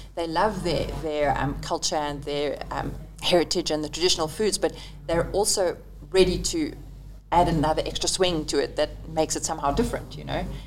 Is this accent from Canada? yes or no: no; South Africa; moved away as an adult; also born or lived in Italy; I came from South Africa